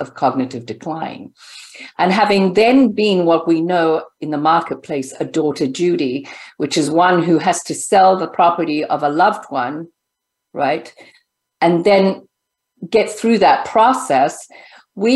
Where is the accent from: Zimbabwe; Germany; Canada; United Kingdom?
Zimbabwe; also born or lived in California; now in United States; I'm from Zimbabwe, a country that has no freedom, right? No currency, to then come and live in this great country, the United States